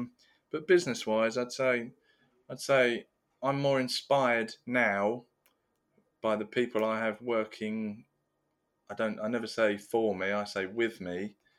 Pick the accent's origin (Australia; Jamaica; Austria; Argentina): Austria; I'm from Austria, or talks about Austria